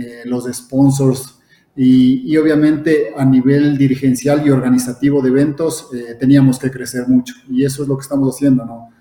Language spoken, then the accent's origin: Spanish; Ecuador; nosotros aquí a nivel de Ecuador, como ecuatorianos